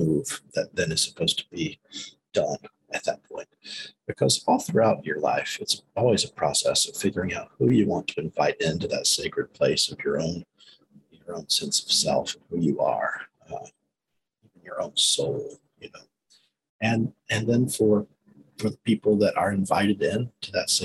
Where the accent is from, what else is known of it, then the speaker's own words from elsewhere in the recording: South Carolina, United States; growing up in South Carolina